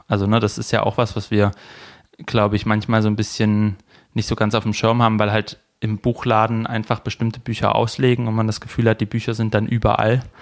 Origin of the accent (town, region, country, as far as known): Leinbach / Neckar area, Baden-Württemberg, Germany; born or raised there